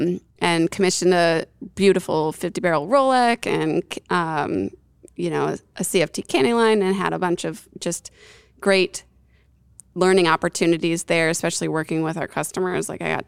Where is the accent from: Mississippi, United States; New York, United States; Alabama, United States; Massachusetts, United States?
New York, United States; I came from the Northeast. I grew up in upstate New York, so I had a lot of exposure to some like real great craft beer.